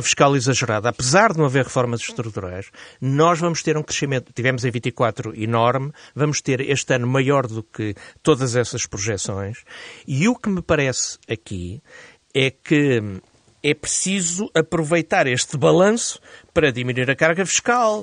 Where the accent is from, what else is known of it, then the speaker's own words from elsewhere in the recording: Portugal; enquanto português e cidadão